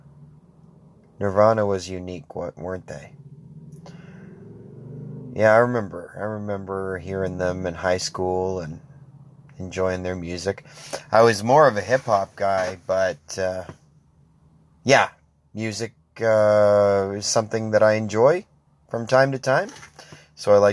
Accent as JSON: {"language": "English", "town": "Grand Bay-Westfield", "region": "New Brunswick", "country": "Canada", "said": "I'm from Grand Bay originally"}